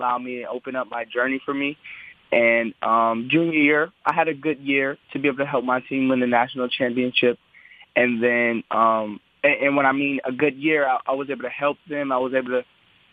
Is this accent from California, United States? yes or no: yes; Southern California, United States; I'm from Southern California.